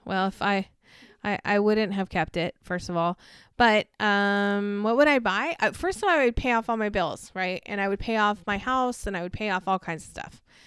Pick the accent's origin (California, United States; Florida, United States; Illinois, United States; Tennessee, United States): California, United States; Barstow; I grew up in Barstow, California